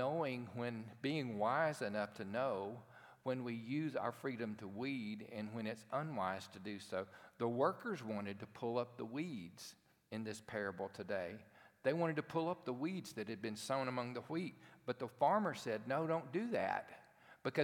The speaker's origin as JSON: {"language": "English", "town": "Cherokee", "region": "Alabama", "country": "United States", "tie": "born or raised there", "said": "I grew up in a town called Cherokee, Alabama"}